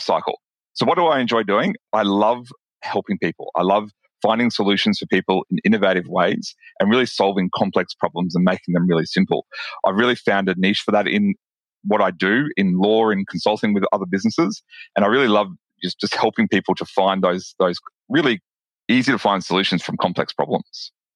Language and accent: English; Brisbane, Queensland, Australia; you can probably tell from my accent that I'm from Australia. I'm from um, a, t- a city called Brisbane in Australia